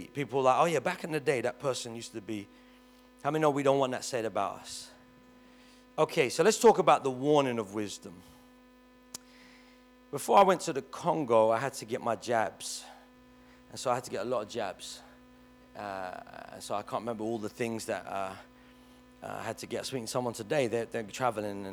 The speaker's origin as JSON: {"language": "English", "region": "London", "country": "United Kingdom", "tie": "born or raised there", "said": "I grew up in Kennington, and all my friends lived in Stockwell or Brixton"}